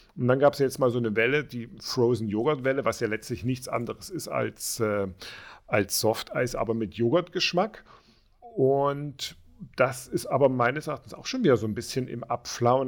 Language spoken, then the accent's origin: German; Dresden, Saxony, Germany; moved away; also ich komme ja auch aus dem Osten, ursprünglich aus Dresden